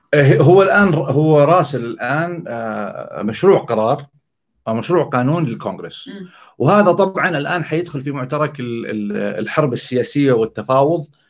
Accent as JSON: {"language": "Arabic", "country": "Saudi Arabia", "said": "عندنا في السعوديه"}